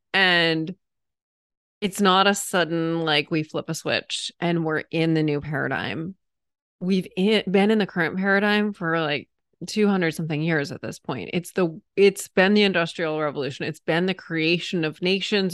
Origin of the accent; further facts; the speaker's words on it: New England, United States; moved away; I'm originally a New Englander